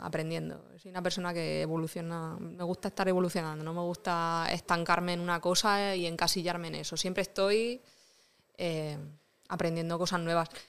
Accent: Rojales, Valencian Community, Spain; soy de Rojales

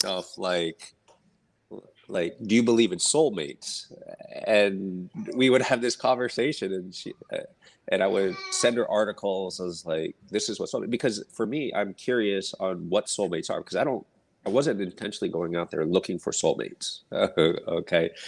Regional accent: United States; I was born and raised here in the States

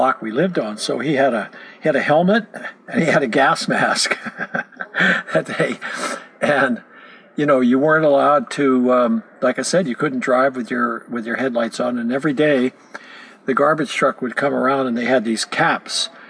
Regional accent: San Francisco, California, United States; also born or lived in Marin County / Montana; I was born in San Francisco, actually. We lived here in the city over in Pacific Heights until I was nine. And then in 1949, we moved to Marin County

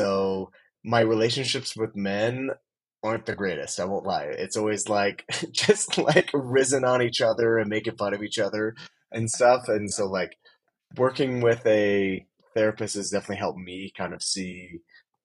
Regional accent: Plainfield, Indiana, United States; moved away as an adult; also born or lived in Honduras; now in Utah, United States; I grew up in right outside of Indianapolis, Indiana. It's a little town called Plainfield, 15, 20 minutes from downtown.

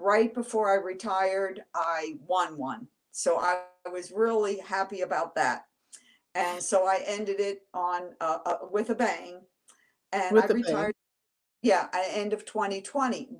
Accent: Washington, District of Columbia, United States; I was born and raised in Washington, D.C., did all my schooling there

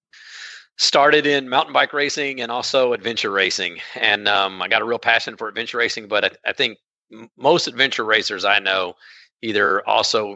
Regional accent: College Station, Texas, United States; I'm from College Station, Texas, Texas A&M.

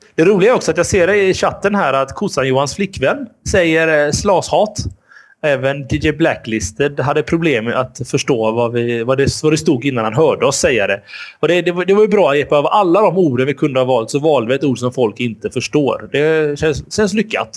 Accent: Gothenburg, Västra Götaland, Sweden; vi är göteborgare

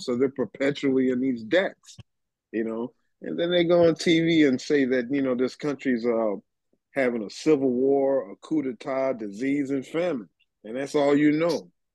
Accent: United States; I am an American.

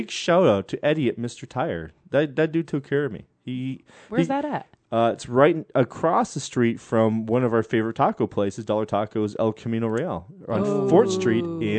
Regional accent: Vancouver, British Columbia, Canada; I'm a Canadian from Vancouver. Nerdy Canadian from Vancouver

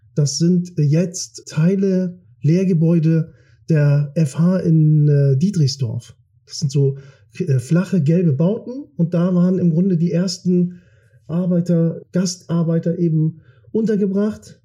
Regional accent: Kiel, Schleswig-Holstein, Germany; also born or lived in Turkey; das ist in, in Garden, da haben wir gewohnt, da bin ich groß geworden, das ist mein Revier, das ist meine Heimat

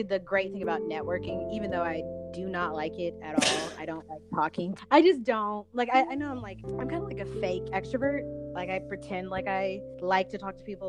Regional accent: Chattanooga, Tennessee, United States; my hometown, Chattanooga, Tennessee.

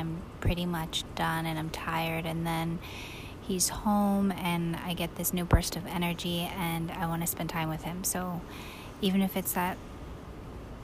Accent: New York, United States; I'm a New Yorker.

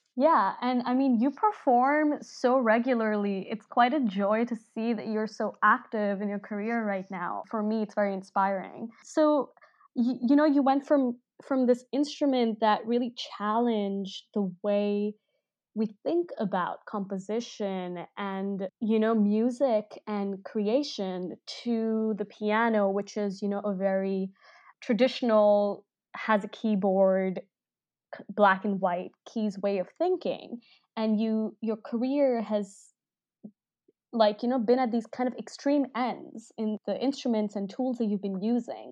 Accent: Delhi, India; moved away as an adult; now in Bay Area, United States; I grew up in Delhi as a, as a teenager for, like, ten, fifteen years, and then I moved here

